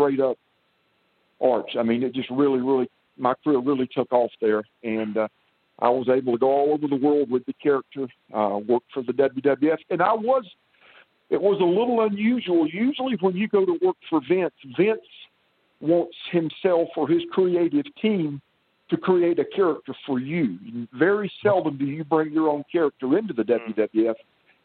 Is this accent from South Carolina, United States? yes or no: yes; Columbia, South Carolina, United States; came back to South Carolina, and went through a school here in Columbia, my hometown, that trained professional wrestlers